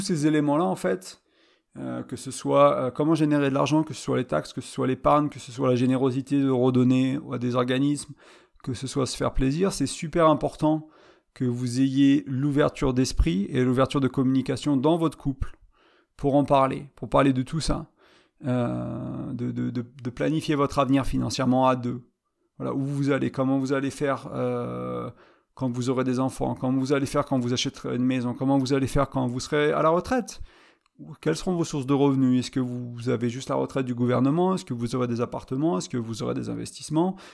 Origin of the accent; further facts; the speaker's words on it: France; moved away as an adult; je suis revenu là où j'ai grandi. Et je suis parti à vingt ans, j'en ai trente-cinq